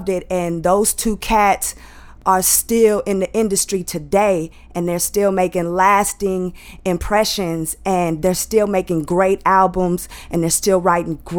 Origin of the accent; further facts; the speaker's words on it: Lockhart, Texas, United States; also born or lived in Austin, Texas; I'm from Austin, Texas. I grew up with my grandparents. They're like a mother and father to me. So that was in a little town called Lockhart